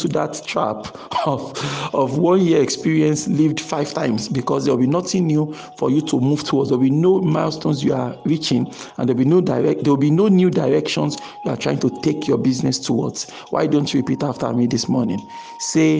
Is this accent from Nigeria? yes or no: yes; Nigeria; our nation, Nigeria in this context, because I'm a Nigerian